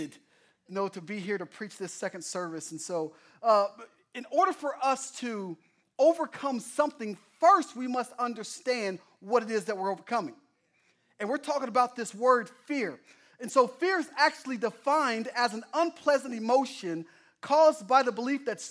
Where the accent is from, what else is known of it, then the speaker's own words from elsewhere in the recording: Oklahoma, United States; moved away; I'm from Oklahoma